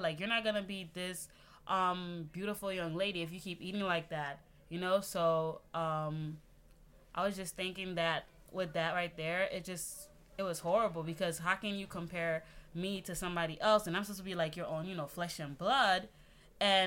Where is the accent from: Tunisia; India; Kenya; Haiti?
Haiti; now in United States; I'm from the Caribbean. You know, I'm proud Haitian right here